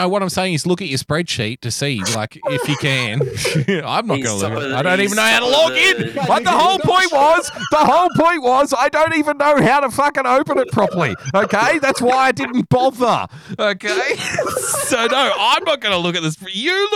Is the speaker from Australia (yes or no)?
yes; Australia; as an Australian